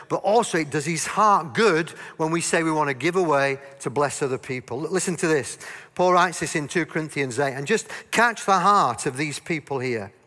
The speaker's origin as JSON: {"language": "English", "region": "Yorkshire and the Humber", "country": "United Kingdom", "tie": "born or raised there", "said": "I grew up in God's own county of Yorkshire"}